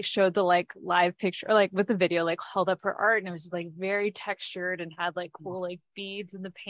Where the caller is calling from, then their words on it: Minneapolis, Minnesota, United States; I'm calling in from Minneapolis.